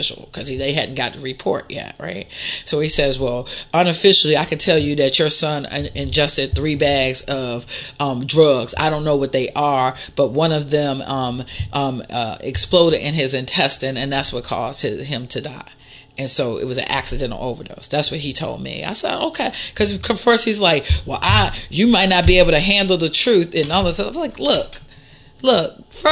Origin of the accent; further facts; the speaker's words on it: Washington, District of Columbia, United States; I grew up in Northeast D.C.